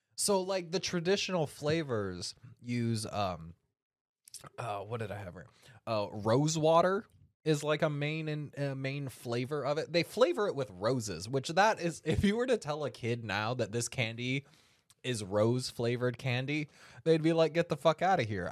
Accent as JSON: {"language": "English", "town": "Sacramento", "region": "California", "country": "United States", "tie": "born or raised there", "said": "my hometown of Sacramento"}